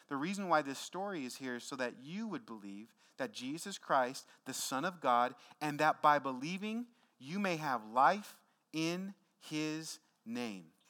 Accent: Tacoma, Washington, United States; my neighborhood growing up in Tacoma, Washington

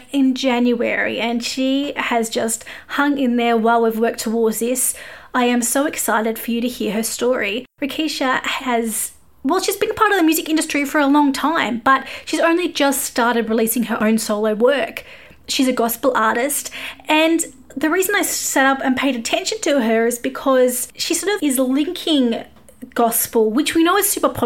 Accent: Australia; I am an Aussie music journalist

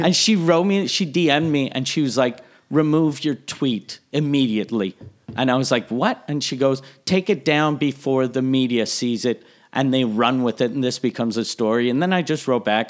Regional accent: Quebec City, Quebec, Canada; I was from Quebec City

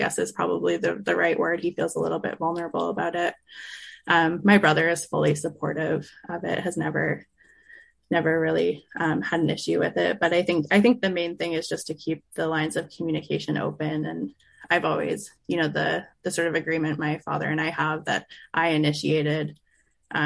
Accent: Revelstoke, British Columbia, Canada; I grew up in Revelstoke, British Columbia

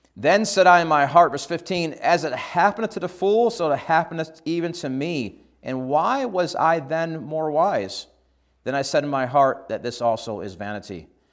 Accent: Shortsville, New York, United States; moved away as an adult; now in Australia; I grew up in New York

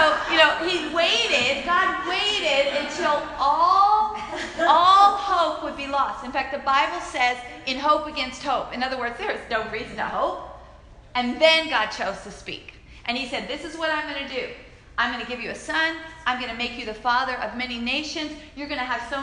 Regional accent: Alabama, United States; my little Alabama town

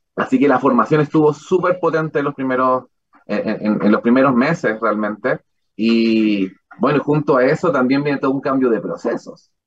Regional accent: La Serena, Coquimbo, Chile; moved away as an adult; also born or lived in Frutillar / Puerto Williams; soy de La Serena, soy de otra región

